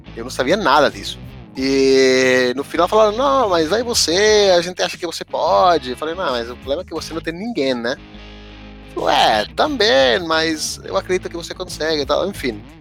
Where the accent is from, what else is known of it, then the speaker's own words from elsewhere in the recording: Sabadell, Catalonia, Spain; Portuguese is a second language; moved away as an adult; now in São Paulo, Brazil; Eu sou da Catalunha, nasci em Sabadell, na cidade perto de Barcelona